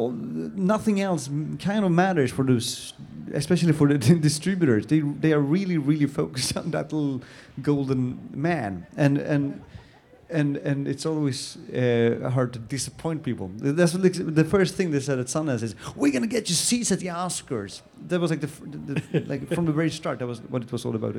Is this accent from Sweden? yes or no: yes; Sweden; I'm Swedish. I was born and bred in Sweden